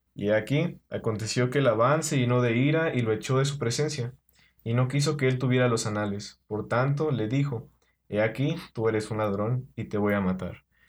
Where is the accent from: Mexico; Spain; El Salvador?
Mexico; Puebla; Yo soy de Puebla